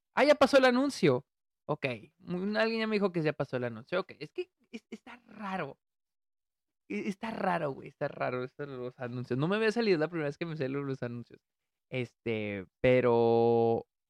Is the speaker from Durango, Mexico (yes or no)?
no; Delicias, Chihuahua, Mexico; moved away; estuve en, en, Delicias, a mi ciudad natal